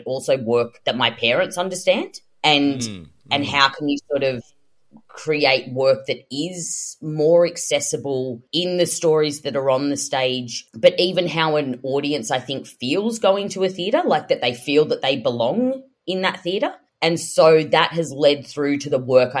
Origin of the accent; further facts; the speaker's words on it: Sydney, New South Wales, Australia; I grew up in Western Sydney